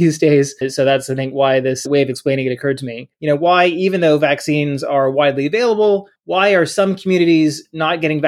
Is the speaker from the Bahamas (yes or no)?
yes; Bahamas; now in United States; I grew up in a tax haven. I grew up in the Bahamas.